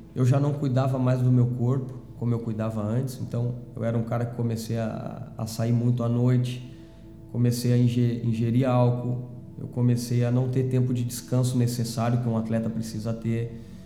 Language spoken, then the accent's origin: Portuguese; Canguçu, Rio Grande do Sul, Brazil; nasci no interior do, do estado, né? na Zona Sul, uhum. uma cidade chamada Canguçu, que fica certo. próximo a Pelotas